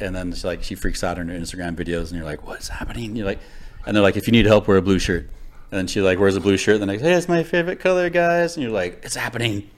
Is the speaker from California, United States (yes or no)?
yes; Los Angeles, California, United States; I grew up in Los Angeles